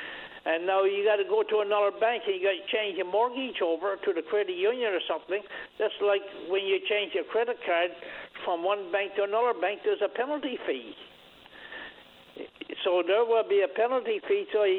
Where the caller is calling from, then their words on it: New World Island, Newfoundland and Labrador, Canada; I'm calling from New World Island.